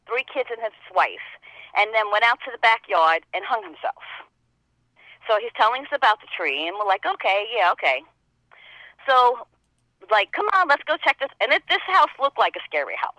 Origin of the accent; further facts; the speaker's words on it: New York, United States; accent: New York; also born or lived in House Capes; I come from New York, as you can tell with this accent. But I lived half of my life in the country in a small town called House Capes